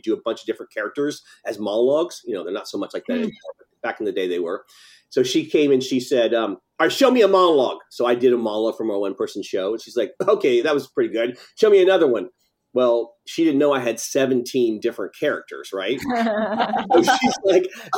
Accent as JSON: {"language": "English", "region": "Tennessee", "country": "United States", "also_born_or_lived": "Nashville / Los Angeles", "moved": "as an adult", "said": "I'm from Tennessee"}